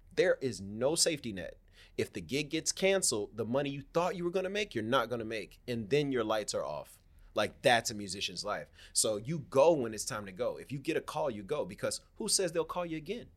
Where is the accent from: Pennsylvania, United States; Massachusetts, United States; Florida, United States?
Florida, United States; Miami; I'm from Miami, Florida. Born and raised, man. Born and raised in the county of Dade